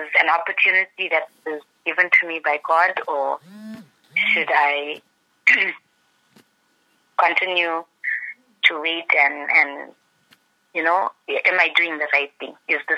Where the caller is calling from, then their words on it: Pietermaritzburg, KwaZulu-Natal, South Africa; I'm calling from Peter Maritzburg.